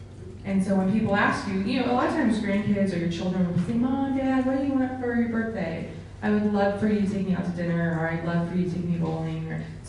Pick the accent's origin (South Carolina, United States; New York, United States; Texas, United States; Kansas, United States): Kansas, United States; So I lived in Kansas. I was born in Kansas, and I had a neighbor, Mrs. Crumbaker